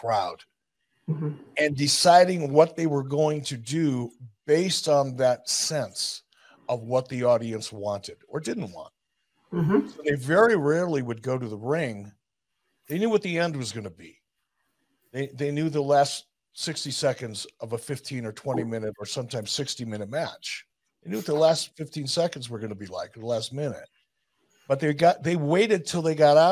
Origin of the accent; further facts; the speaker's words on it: Detroit, Michigan, United States; I grew up in Detroit